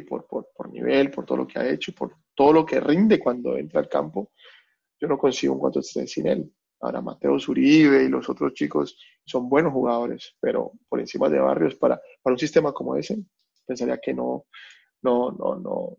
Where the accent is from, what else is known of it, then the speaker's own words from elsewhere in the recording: Colombia; now in Melbourne, Australia; uno como colombiano